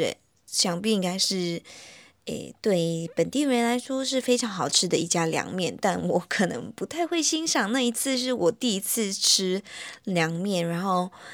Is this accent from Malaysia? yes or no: yes; Malaysia; now in Taiwan; 我自己啦，本身因为我马来西亚人嘛，然后我来到台湾